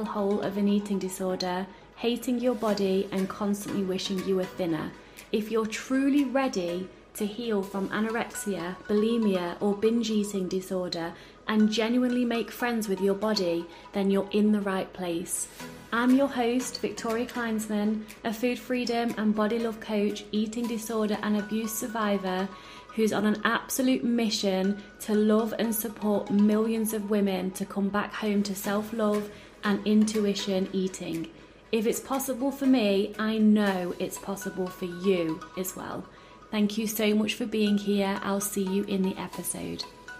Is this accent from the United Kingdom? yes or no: yes; United Kingdom; now in Netherlands; I'm in the Netherlands, but I'm British.